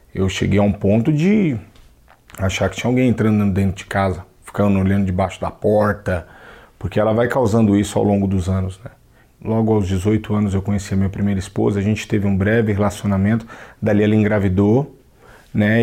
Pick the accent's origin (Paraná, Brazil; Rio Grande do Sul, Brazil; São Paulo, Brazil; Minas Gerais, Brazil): São Paulo, Brazil; sou natural de São Paulo